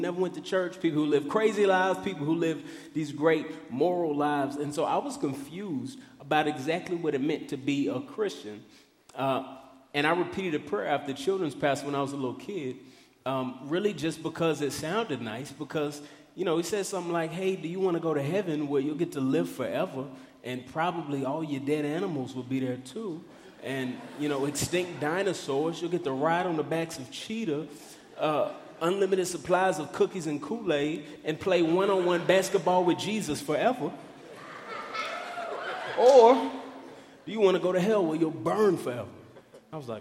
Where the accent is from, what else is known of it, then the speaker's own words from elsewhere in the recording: Dallas, Texas, United States; I grew up in Dallas, Texas